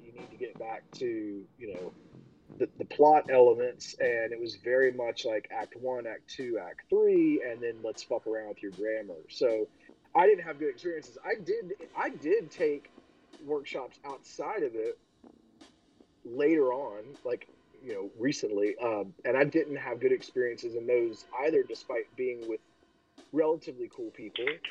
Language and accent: English; Winston-Salem, North Carolina, United States; moved away; also born or lived in New Hampshire; I moved from Winston Salem, like where RJR. That's where I'm from.